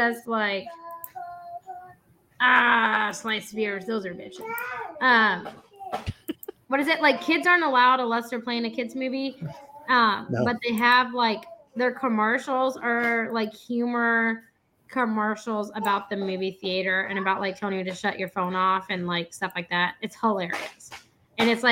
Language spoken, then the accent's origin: English; San Antonio, Texas, United States; moved away; my hometown. I can't really call it a town though, because it's, you know, like a city